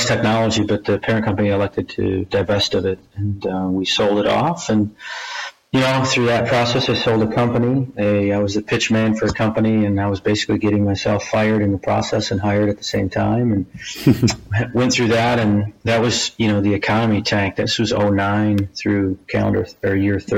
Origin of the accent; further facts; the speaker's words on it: Michigan, United States; I grew up in Michigan, went to Michigan State University